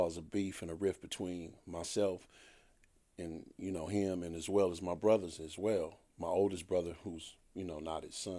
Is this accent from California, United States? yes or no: yes; Compton, California, United States; also born or lived in Chicago, Illinois; I was raised in Compton